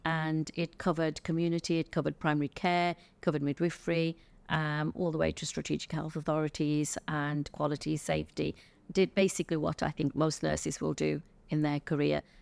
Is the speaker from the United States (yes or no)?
no; England, United Kingdom; I was born in England to, uh, parents that came from India in the nineteen fifties, early sixties.